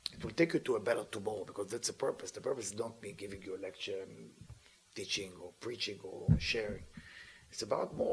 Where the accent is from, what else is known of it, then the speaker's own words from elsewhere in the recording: Israel; I'm from Israel.